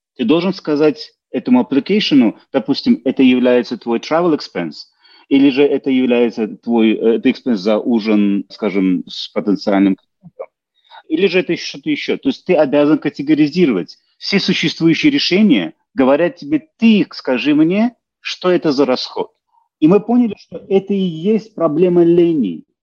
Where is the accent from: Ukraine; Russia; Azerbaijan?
Azerbaijan; Baku; moved away as an adult; now in Calgary, Canada; я родом из Баку, Азербайджана